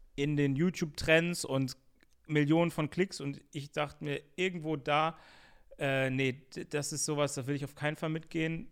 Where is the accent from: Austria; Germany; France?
Germany; Bonn, North Rhine-Westphalia; bin auch in den richtigen Ortsteilen, würde ich sagen, so mhm. aufgewachsen, wo es eh, also mein, meine Heimatstadt ist eh Multikulti